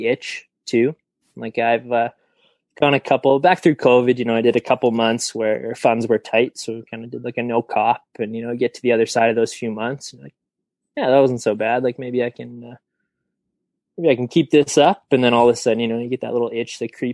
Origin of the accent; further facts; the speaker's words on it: Red Deer, Alberta, Canada; I'm from Red Deer, Alberta, and that's actually the name.